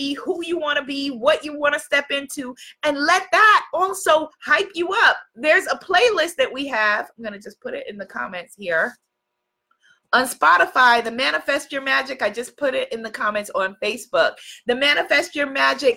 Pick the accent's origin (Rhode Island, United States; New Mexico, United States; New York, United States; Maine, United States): New York, United States; I'm from New York.